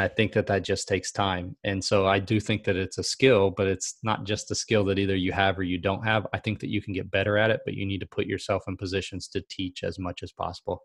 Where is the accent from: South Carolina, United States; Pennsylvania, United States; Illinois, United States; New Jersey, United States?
South Carolina, United States; I'm from South Carolina